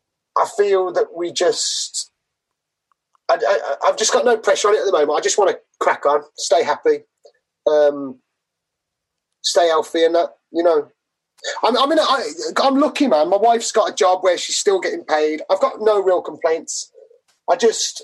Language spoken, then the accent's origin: English; Manchester, North West England, United Kingdom; from Manchester